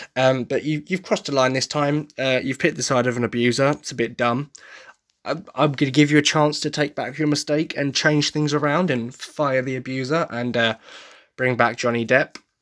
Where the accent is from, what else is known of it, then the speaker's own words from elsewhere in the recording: Essex, East of England, United Kingdom; I come from Essex